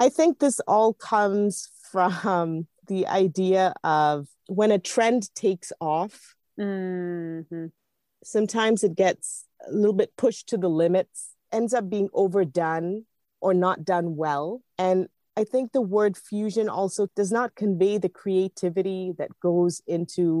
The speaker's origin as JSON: {"language": "English", "country": "Singapore", "tie": "born or raised there", "said": "I grew up in Singapore"}